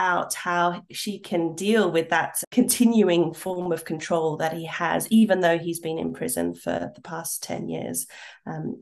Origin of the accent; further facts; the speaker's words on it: Australia; moved away as an adult; I've come back to Australia, a place where I once absolutely 100% would have said, yes, I'm Australian.